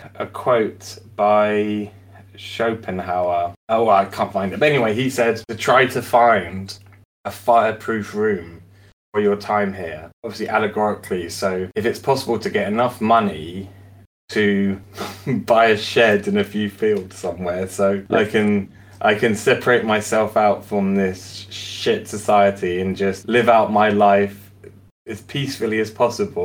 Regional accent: Jersey; I'm from Jersey.

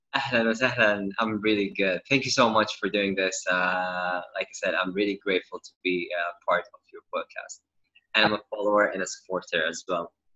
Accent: Saudi Arabia; I was born and raised in Saudi

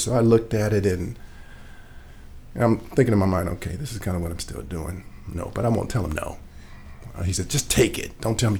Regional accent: Los Angeles, California, United States; moved away as an adult; now in Grant County, United States; I actually born and raised in Los Angeles and thought I would live and die in Los Angeles, at least Southern California.

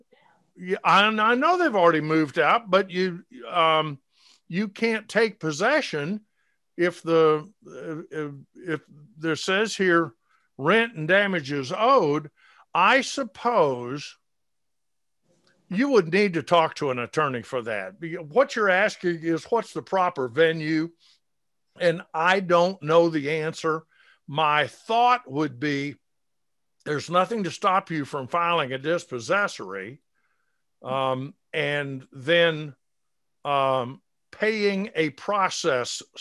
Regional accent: Atlanta, Georgia, United States; Those of you that grew up here, which I did.

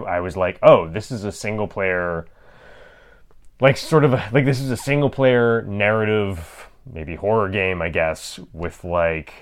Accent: Canada; We're Canadian

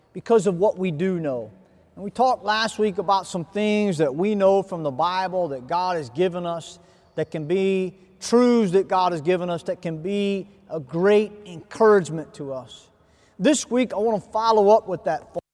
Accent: United States; I come from America.

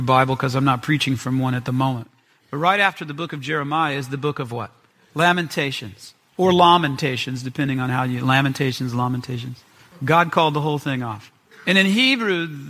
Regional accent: Memphis, Tennessee, United States; I'm from Memphis

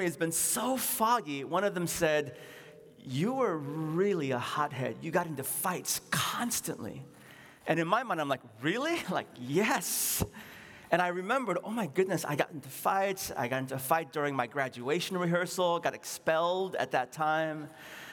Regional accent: San Francisco, California, United States; also born or lived in Seoul, South Korea; My parents and I, we ran a grocery store in what is now called, I think, Nob Loin, on Pine Street, not that far away

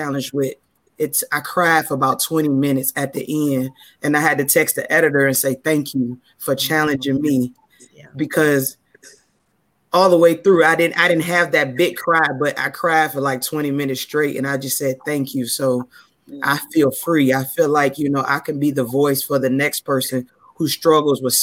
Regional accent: Detroit, Michigan, United States; now in Virginia, United States; I've been living in Virginia for about 15 years now, but born and raised from Detroit, Michigan

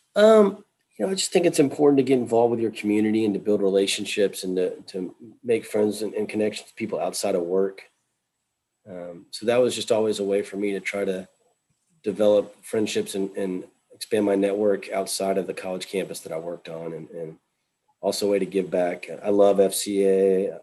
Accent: Texas, United States; moved away; I was from Texas

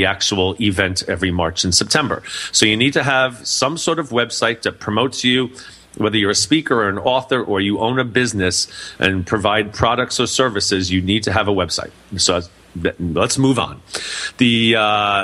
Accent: New York City, New York, United States; moved away; I'm originally from New York City

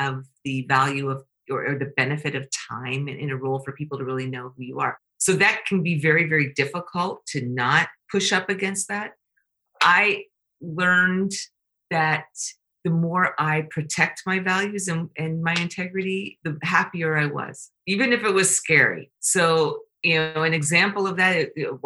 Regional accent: Canada; I'm Canadian

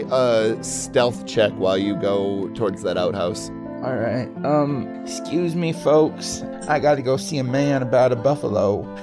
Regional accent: California, United States; I, I grew up in California.

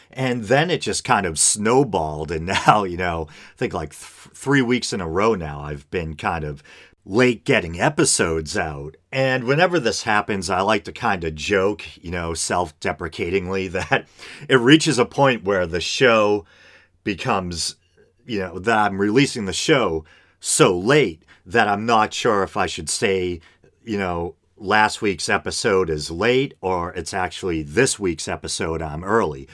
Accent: Burlington, Massachusetts, United States; in Massachusetts, uh, right in my hometown here of Burlington

